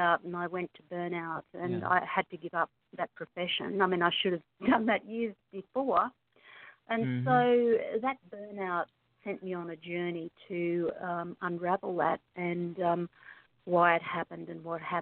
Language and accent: English; Australia; I'm obviously from Australia because I have a funny accent.